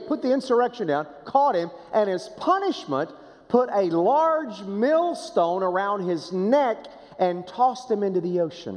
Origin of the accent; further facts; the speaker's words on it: Boswell, Oklahoma, United States; First Baptist Church of Boswell, Oklahoma, small town